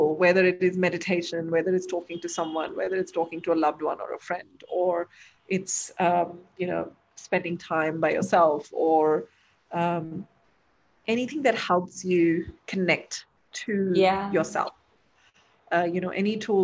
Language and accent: English; Delhi and Lucknow, northern India, India; also born or lived in Dubai; now in Bangalore, India; We're from, you know, up north in Delhi and Lucknow.